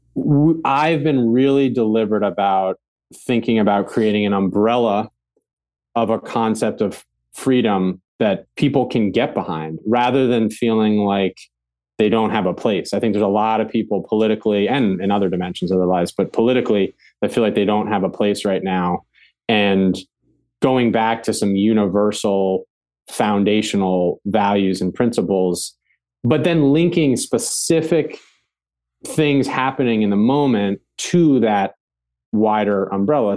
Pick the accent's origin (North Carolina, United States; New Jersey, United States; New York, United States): New York, United States; Ulster County; growing up in Ulster County, it was, like, Republican